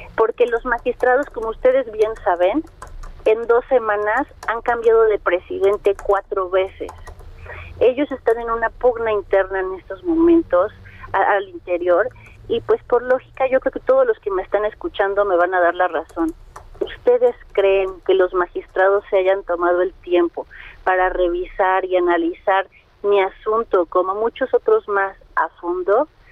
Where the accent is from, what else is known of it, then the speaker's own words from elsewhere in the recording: Mexico City, Mexico; soy de Azcapotzalco